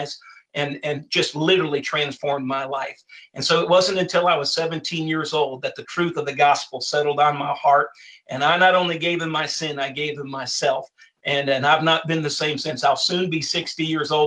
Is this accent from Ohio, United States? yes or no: yes; Cleveland, Ohio, United States; I was actually born and raised in Cleveland, or actually outside of Cleveland, Ohio